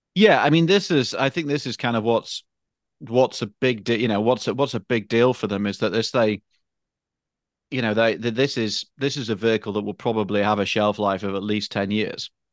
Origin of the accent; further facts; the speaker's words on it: United Kingdom; moved away; I'm British